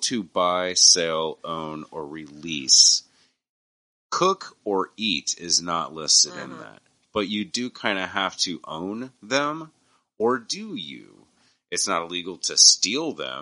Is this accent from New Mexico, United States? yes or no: yes; New Mexico, United States; I grew up in New Mexico, close to West Texas